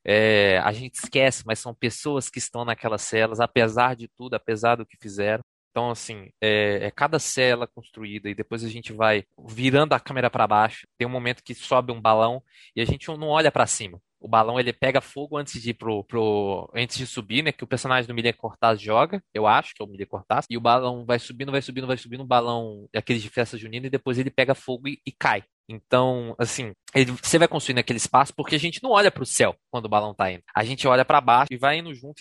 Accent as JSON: {"language": "Portuguese", "town": "Contagem", "region": "Minas Gerais", "country": "Brazil", "said": "eu sou de Contagem"}